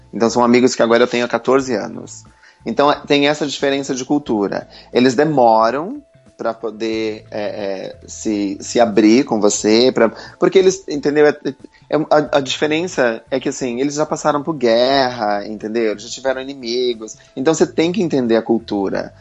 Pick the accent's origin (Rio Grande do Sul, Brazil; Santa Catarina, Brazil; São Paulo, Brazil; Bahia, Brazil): Santa Catarina, Brazil; moved away as an adult; now in London, United Kingdom; eu sou de Santa Catarina, eu mudei para Londres aos 21 anos